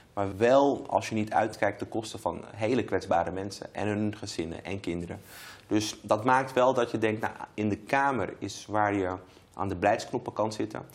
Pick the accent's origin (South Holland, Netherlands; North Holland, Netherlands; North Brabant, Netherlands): North Holland, Netherlands; Amsterdam; Ik woon nog steeds in Amsterdam Zuidoost, waar ik ben opgegroeid